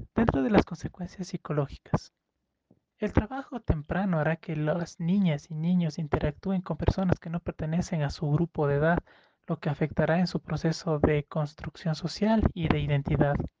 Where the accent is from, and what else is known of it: Ecuador